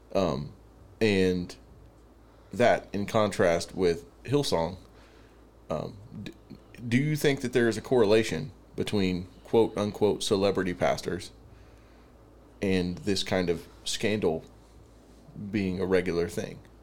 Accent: the Bible Belt, United States; growing up in the Bible Belt, it's like everybody's a Christian

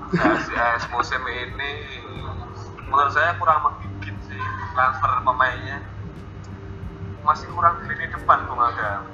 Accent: Semarang, Central Java, Indonesia; Saya sebagai orang Semarang, sebagai Semarang fans

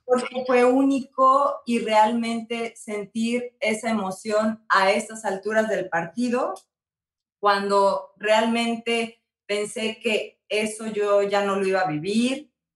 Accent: San Luis Potosí, Mexico; mi hermoso San Luis Potosí

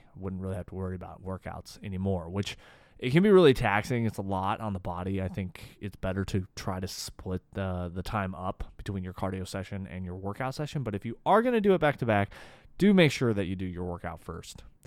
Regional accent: Boise, Idaho, United States; now in Austin, United States; I grew up in Boise

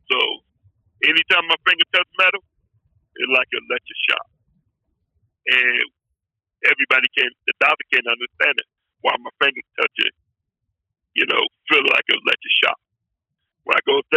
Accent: New Jersey, United States; now in Pennsylvania, United States; I live in Pennsylvania, but I was raised in New Jersey

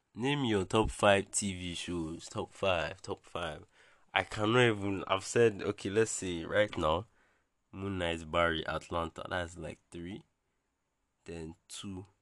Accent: Bayelsa, Nigeria; I'm from Bayelsa in Nigeria

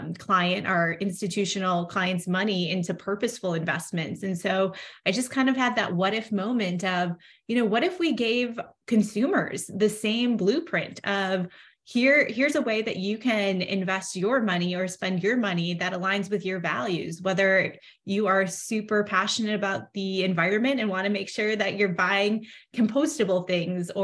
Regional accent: Midwest, United States; also born or lived in Chicagoland area; I was born in the Midwest and I currently still live in the Midwest in the Chicagoland area with my family.

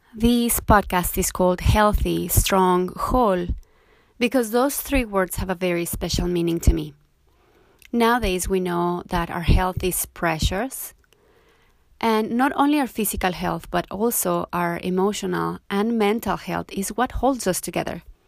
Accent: Mexico; moved away as an adult; also born or lived in Cozumel, Mexico; now in Montego Bay, Jamaica; I was born and raised in Mexico. But I left my country a while ago, so for now I live in Montego Bay, Jamaica.

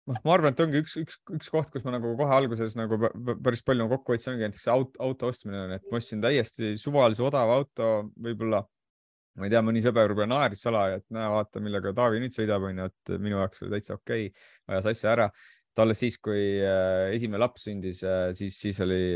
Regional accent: Saare County, Estonia; now in Tallinn, Estonia; kuna ma tulin Saaremaalt Tallinnasse, siis mul ei olnud nagu eriti valikut

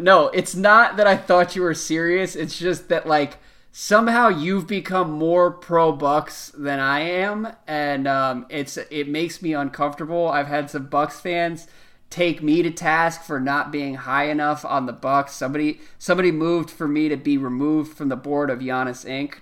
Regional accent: East Coast, United States; growing up on the East Coast

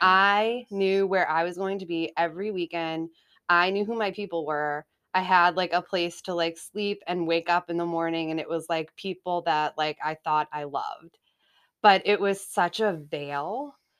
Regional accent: Haverhill, Massachusetts, United States; also born or lived in Salem, Massachusetts; so I was born in Salem, Massachusetts, and, um, grew up in Haverhill, Mass

